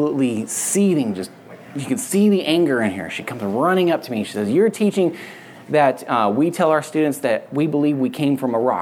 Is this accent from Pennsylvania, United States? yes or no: no; Barstow, California, United States; we're in the middle of the desert where I grew up in Southern California in Barstow